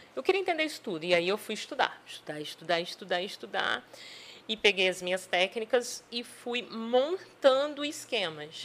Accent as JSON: {"language": "Portuguese", "town": "Vila Velha", "region": "Espírito Santo", "country": "Brazil", "also_born_or_lived": "Macaé", "moved": "yes", "lives_now": "Campos dos Goytacazes, Brazil", "said": "Eu sou do Espírito Santo, de Vila Velha"}